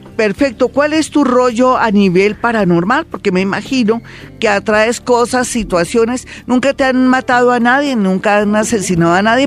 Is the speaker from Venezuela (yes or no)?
no; Colombia; somos bellos los colombianos